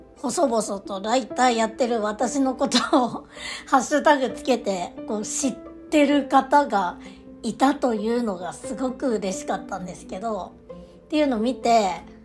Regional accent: Aomori, Japan; 私、あの、出身が青森なんですけど、たまに変な発音を直そうとしてさらに変な発音になっちゃう

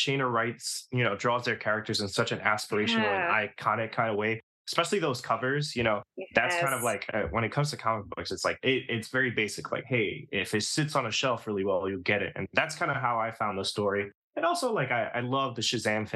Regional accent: New York, United States; being a New Yorker all my life

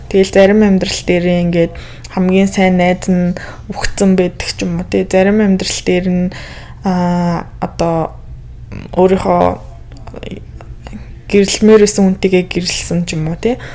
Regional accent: Mongolia; би Монгол төрөөгөө Америк хүн болж төрсэн байсан бол яах вэ

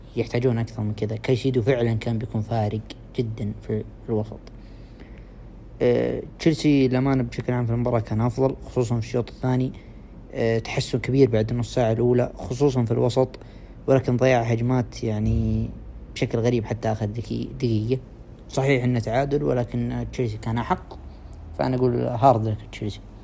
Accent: Saudi Arabia; عندنا في السعودية

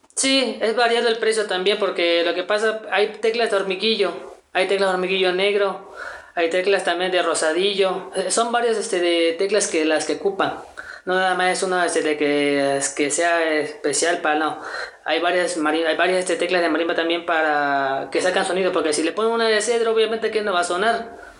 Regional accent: Veracruz, Mexico; now in Cholula, Mexico; soy originario de Veracruz, del mero puerto

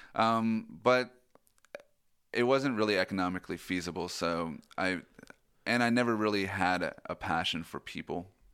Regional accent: Boring, Oregon, United States; moved away; I'm originally from Oregon, uh, from a town called Boring.

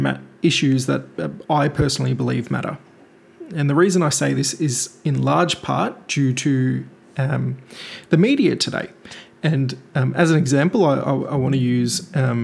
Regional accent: Melbourne, Victoria, Australia; also born or lived in India; I'm a very proud Indian by birth, and I've spent the last 27 years growing up in Melbourne, Australia

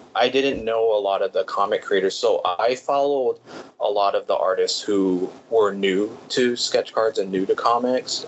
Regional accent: Hawaii, United States; also born or lived in California; I was actually born in California, but I moved to Hawaii when I was about three.

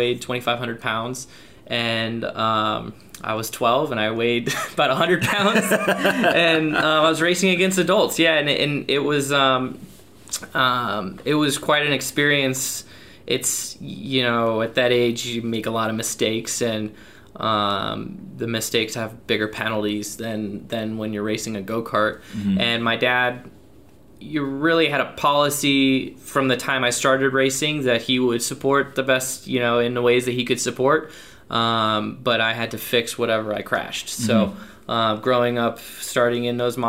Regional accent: Cedar Rapids, Iowa, United States; So there's one asphalt track in Cedar Rapids, Iowa, my hometown, called Hawkeye Downs Speedway.

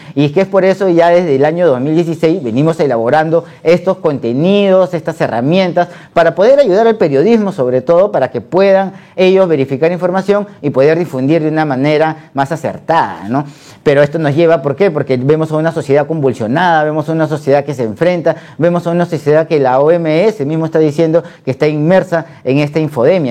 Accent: Peru

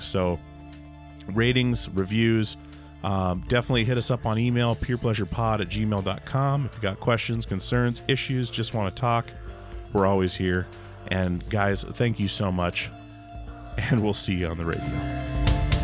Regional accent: Alaska, United States; moved away; I grew up in a Mormon household in Alaska

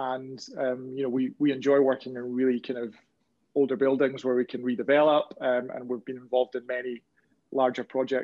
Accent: Glasgow, Scotland, United Kingdom; I'm from Glasgow, so it's not too far off being a frozen tundra

